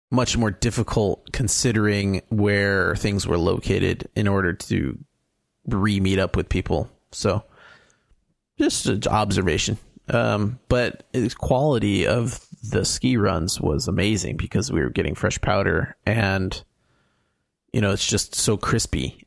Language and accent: English; California, United States; as a Californian skier that learned in Mammoth